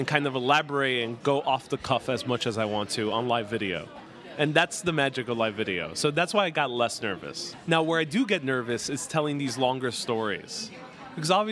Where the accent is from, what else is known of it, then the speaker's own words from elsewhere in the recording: New York City, New York, United States; New York City, my hometown